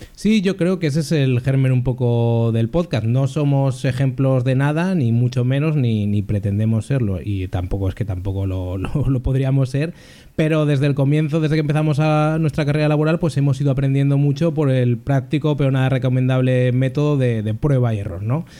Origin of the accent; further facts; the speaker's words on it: Zaragoza, Aragon, Spain; moved away as an adult; now in Valencia, Spain; soy de Zaragoza, aunque desde hace ya unos años vivo en Valencia